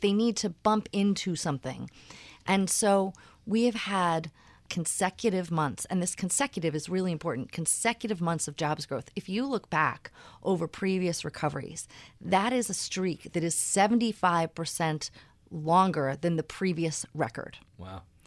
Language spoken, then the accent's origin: English; Philadelphia, Pennsylvania, United States; moved away as an adult; I grew up in Philadelphia.